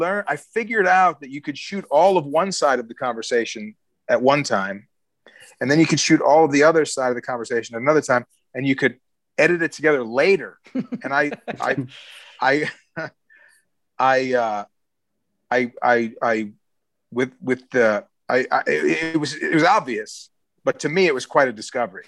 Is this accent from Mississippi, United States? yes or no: no; Chicago, Illinois, United States; I'm from Chicago